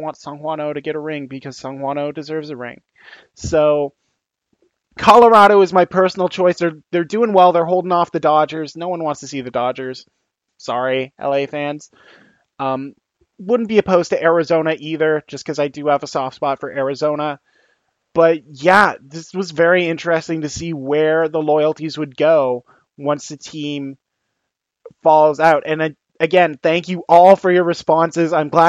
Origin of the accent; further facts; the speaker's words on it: Canada; And when I was growing up and getting into baseball, I think I talked about this previously on the podcast, but I went for the Blue Jays, obviously, because Canadian team.